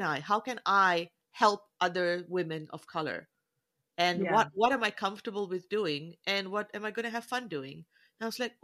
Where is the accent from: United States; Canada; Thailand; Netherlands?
Canada; also born or lived in New Zealand; And I'm Southeast Asian, but I look Indian, mm-hmm. so I'm Canadian, but I'm also a Kiwi.